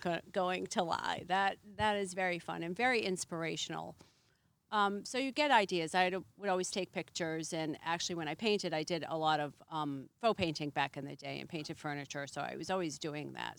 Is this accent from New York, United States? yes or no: no; Massachusetts, United States; moved away as an adult; now in Boothbay, United States; I'm from Massachusetts